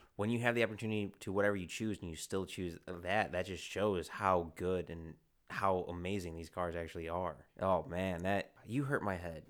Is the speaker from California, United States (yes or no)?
no; Chicago, Illinois, United States; I'm from Chicago